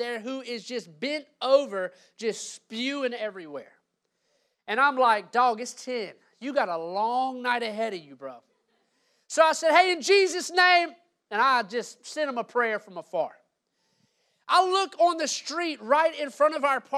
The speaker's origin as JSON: {"language": "English", "region": "Louisiana", "country": "United States", "tie": "born or raised there", "moved": "as an adult", "lives_now": "Gainesville, United States", "said": "I'm from Louisiana, born and raised there"}